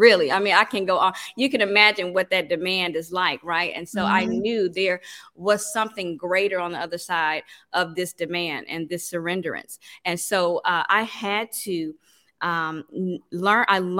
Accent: Mississippi, United States; now in Atlanta, United States; when I moved to Atlanta, you know, I'm from Mississippi.

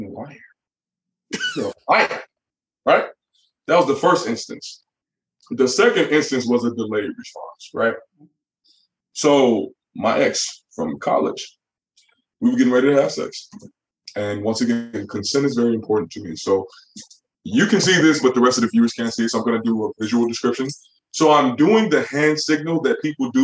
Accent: Chicago, Illinois, United States; In Chicago, when I was growing up

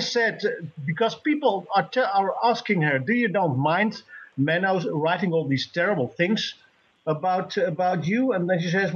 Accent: Netherlands; I'm from Holland

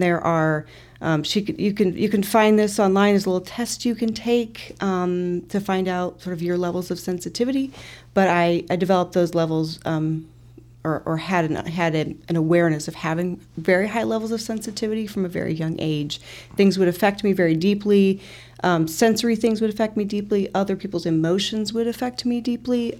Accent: Peoria, Illinois, United States; I'm originally from Peoria

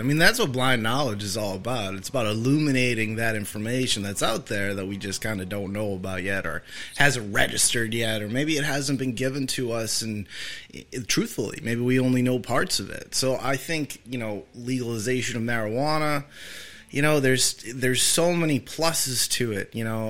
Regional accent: Massachusetts, United States; moved away; I'm from Massachusetts

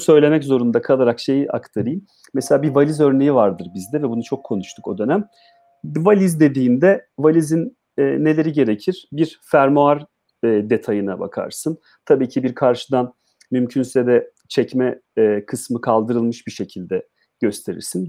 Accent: Adıyaman, Turkey; moved away

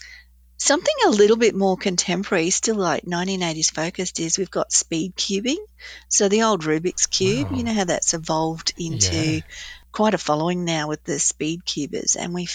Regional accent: Australia; And I just felt that was a real time for us to mature a little bit as an Australian society too.

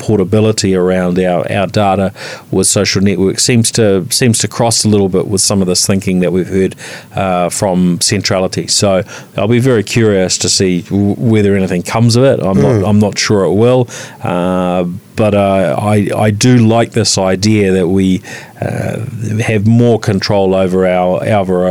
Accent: New Zealand; as a Kiwi

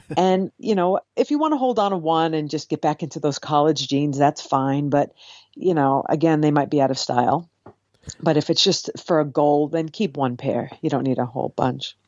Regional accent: Cape Cod, Massachusetts, United States; now in New York City, United States; I grew up on Cape Cod.

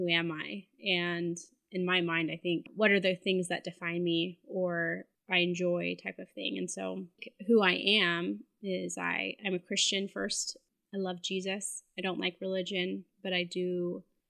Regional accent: Arizona, United States; moved away; also born or lived in Utah; I'm originally from Utah, grew up in Arizona.

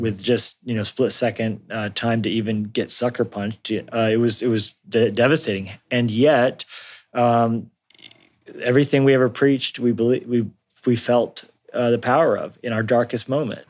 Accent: Colorado, United States; also born or lived in New Mexico; I grew up in Colorado and New, and New Mexico some as well

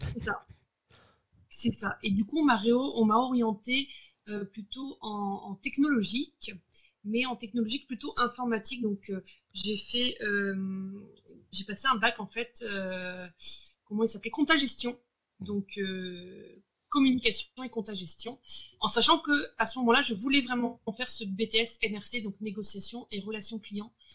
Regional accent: Brittany, France; J'habite à Brest. Je suis une Bretonne

